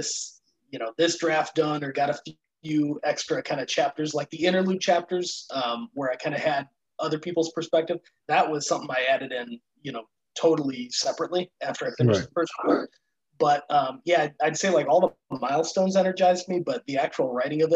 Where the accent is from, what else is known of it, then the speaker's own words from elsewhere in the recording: Chicago, Illinois, United States; I'm from Chicago area.